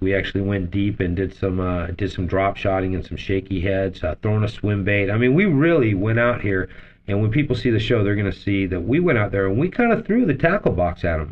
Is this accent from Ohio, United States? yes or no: no; Las Vegas, Nevada, United States; since the time I was eight years old, um, I grew up in Las Vegas